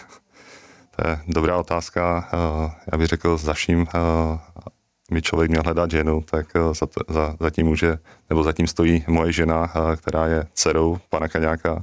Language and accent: Czech; South Moravian Region, Czechia; my jsme totiž z Jižní Moravy